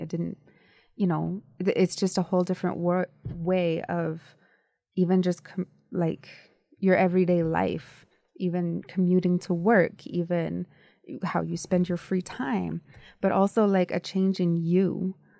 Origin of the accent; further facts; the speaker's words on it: United States; I was born in the United States